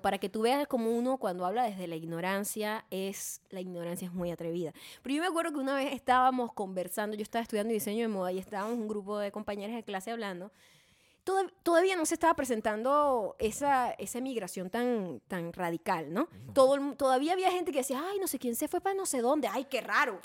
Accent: Venezuela; also born or lived in Los Angeles, United States; now in United States; Y yo, bueno, de Venezuela

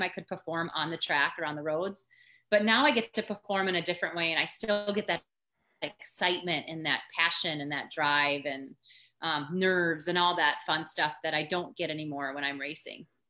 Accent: Dawson, Minnesota, United States; now in St. Paul, United States; I'm from Minnesota. So I grew up in Dawson, Minnesota, which is a rural you know, farm country USA

